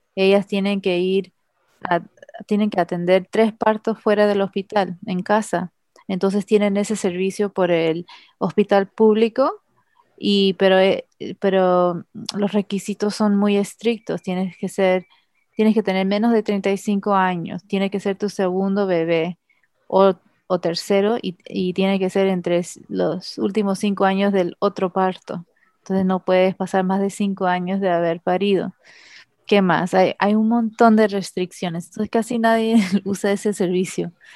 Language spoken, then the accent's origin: Spanish; Los Angeles, California, United States; moved away as an adult; also born or lived in El Paso, Texas; now in Trinidad and Tobago; yo nací en Los Ángeles, California, Estados Unidos